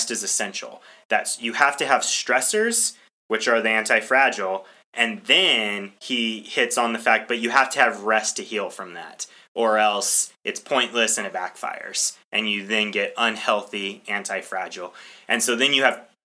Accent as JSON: {"language": "English", "country": "United States", "said": "I'm an American"}